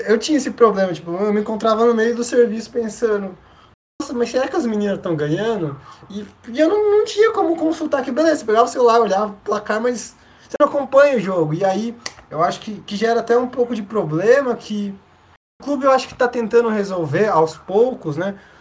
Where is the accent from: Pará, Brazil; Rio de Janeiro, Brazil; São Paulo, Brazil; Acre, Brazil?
São Paulo, Brazil; São José dos Campos; eu sou oriundo de São José dos Campos